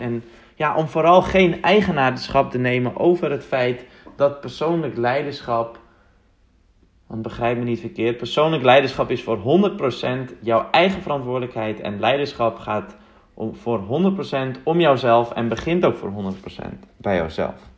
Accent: Uitgeest, North Holland, Netherlands; now in Amsterdam, Netherlands; Ik ben opgegroeid in Mooi Uitgeest

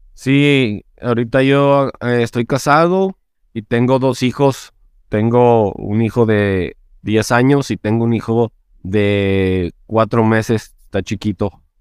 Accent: Chihuahua, Mexico; yo soy de la capital, que también se llama Chihuahua, soy de Chihuahua, Chihuahua

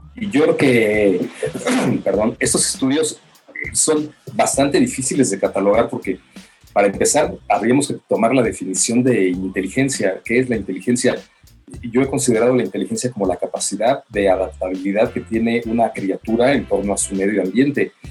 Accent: Mexico; venimos de México

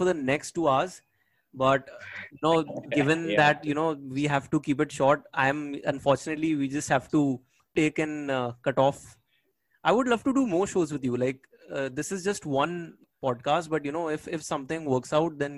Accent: Bangkok, Thailand; I'm from Bangkok

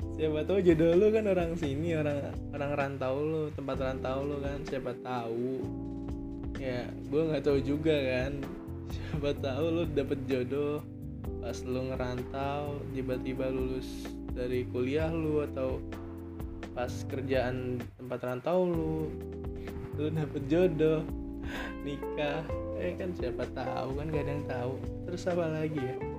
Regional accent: Bekasi, West Java, Indonesia; moved away as an adult; now in Jember, Indonesia; gue dari Bekasi ya ibaratnya deket sama ibu kota terus gue ke Jember

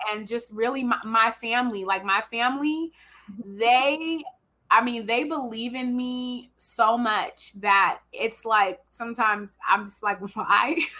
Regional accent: Richmond, California, United States; also born or lived in Oregon; I'm from Richmond

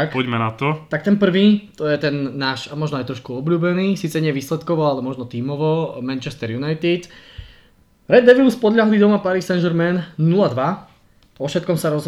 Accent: Prague, Czechia; now in Slovakia; No, preboha, ja som pristahovalec z Prahe, koho by som posielal preč.

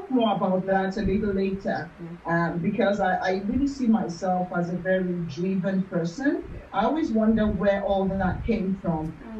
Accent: Lagos, Nigeria; also born or lived in Ondo State / Akure; I was born on Lagos Island, and I actually grew up, spent my early years on Cameron Road in Ikoyi.

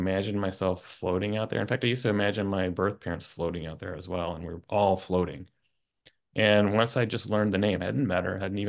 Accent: Oklahoma, United States; I grew up in Tornado Alley in Oklahoma.

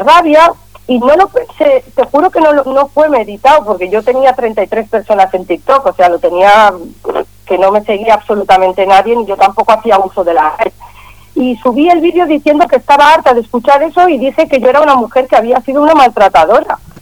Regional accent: Catalonia, Spain; soy catalana

